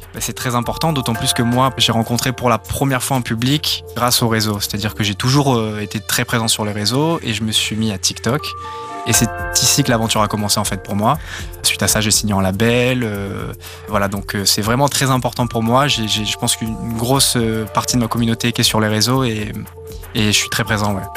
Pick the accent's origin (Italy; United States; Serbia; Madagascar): Serbia; Belgrade; moved away; also born or lived in Nice, France; J'ai vécu toute mon enfance à Belgrade, en Serbie